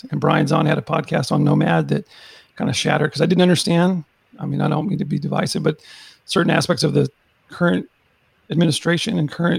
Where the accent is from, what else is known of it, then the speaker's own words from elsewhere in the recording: Texas, United States; Where I'm from is from the great state of Texas in the United States